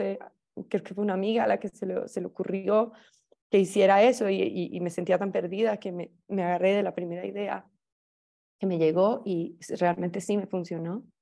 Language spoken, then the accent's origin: Spanish; Colombia; Soy colombiana y fui, digamos, alumna tuya